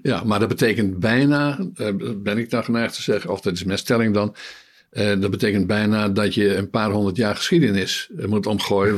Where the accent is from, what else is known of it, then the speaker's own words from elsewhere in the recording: Netherlands; wij dat als Nederlanders, als bevolking